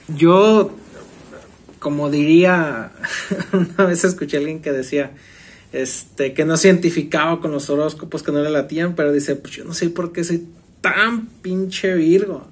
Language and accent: Spanish; Mexico; nos identificamos como, pues, mexicanos.